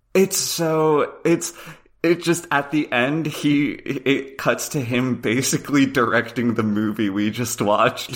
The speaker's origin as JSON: {"language": "English", "region": "Pennsylvania", "country": "United States", "said": "I'm from Pennsylvania"}